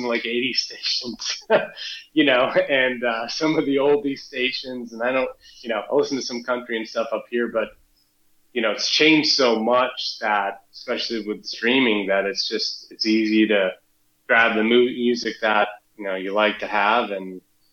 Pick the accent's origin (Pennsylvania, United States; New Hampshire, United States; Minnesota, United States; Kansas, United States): New Hampshire, United States; So I grew up in New Hampshire, so I was right next door